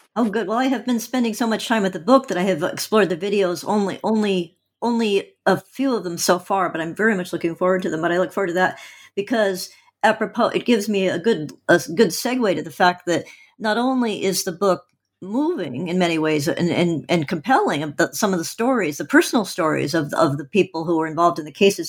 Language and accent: English; Oregon, United States; I'm from Oregon